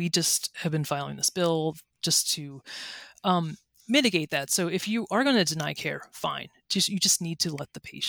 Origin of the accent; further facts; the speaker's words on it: Ellwood City, Pennsylvania, United States; now in Tallahassee, United States; I'm from Beaver County, Pennsylvania, a little town called Elwood City.